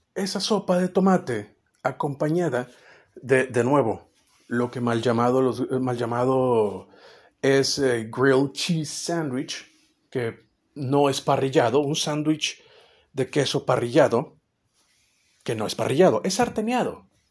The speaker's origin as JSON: {"language": "Spanish", "country": "Mexico", "said": "siendo mexicano las pupilas gustativas están un poquito más dañadas"}